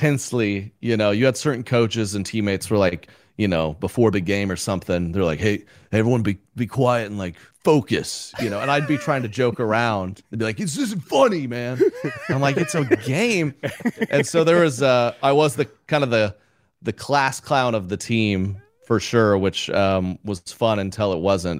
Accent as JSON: {"language": "English", "region": "Oklahoma", "country": "United States", "tie": "born or raised there", "said": "growing up in Oklahoma"}